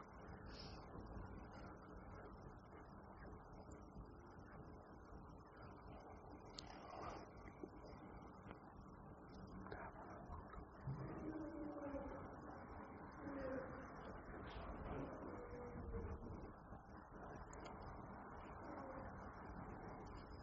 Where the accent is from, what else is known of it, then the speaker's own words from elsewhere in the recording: England, United Kingdom; we're English